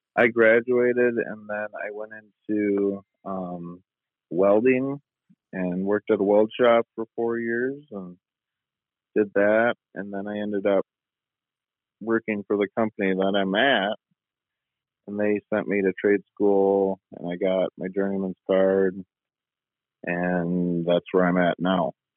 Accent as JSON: {"language": "English", "town": "Spring Lake", "region": "Michigan", "country": "United States", "tie": "born or raised there", "said": "I'm 31 and I'm from uh, Spring Lake, Michigan, just west of Grand Rapids, Michigan"}